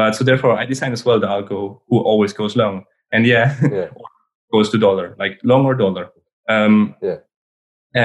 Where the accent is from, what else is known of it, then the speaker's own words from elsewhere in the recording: Switzerland; I'm born in Switzerland. I grew up in Switzerland and I studied in Switzerland.